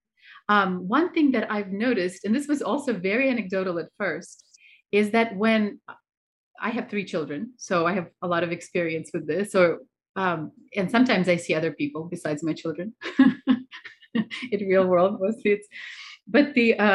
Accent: Russia; I'm from Russia

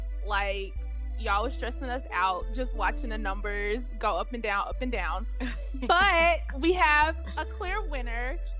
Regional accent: Memphis, Tennessee, United States; now in Nashville, United States; I am originally from Memphis, currently live in Nashville.

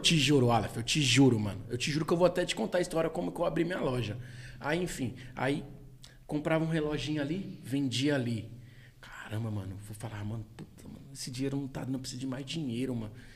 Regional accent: Taboão da Serra, São Paulo, Brazil; sou do Tabuão, pô, nasci aqui

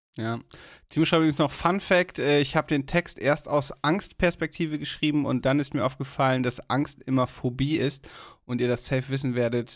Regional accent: Germany; bei uns in Deutschland

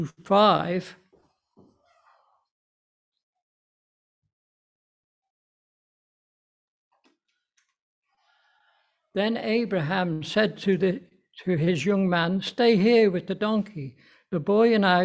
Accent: Liverpool, North West England, United Kingdom; we've come down from Liverpool.

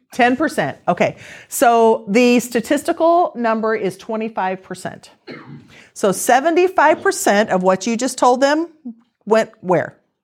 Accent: Missouri, United States; we're from Missouri

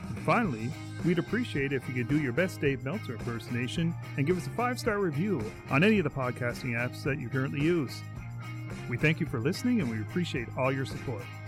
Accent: Canada

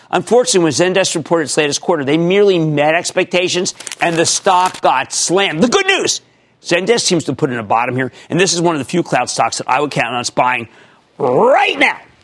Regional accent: New Jersey, United States; my home state, New Jersey.

